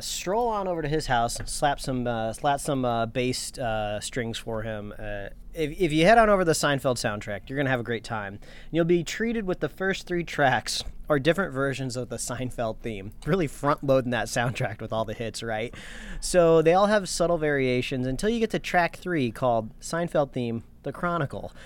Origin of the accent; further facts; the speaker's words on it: Indiana, United States; also born or lived in Los Angeles County, California; now in Los Angeles, United States; I grew up in Indiana where fireworks were legal, but I was right across the border from Michigan